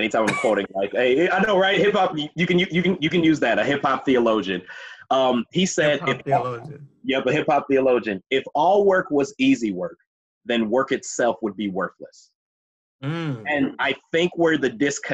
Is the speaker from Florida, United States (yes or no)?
no; Minneapolis, Minnesota, United States; I'm from Minneapolis. I grew up on 40th and Clinton, went to Washburn High School